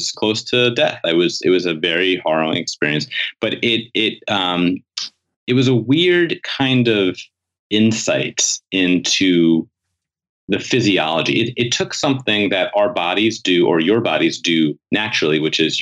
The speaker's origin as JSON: {"language": "English", "town": "New York City", "region": "New York", "country": "United States", "tie": "born or raised there", "said": "I grew up in New York City"}